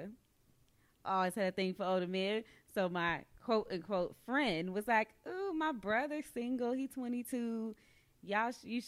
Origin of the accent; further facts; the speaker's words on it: Wilson, United States; I grew up in Wilson, which is a small-ass town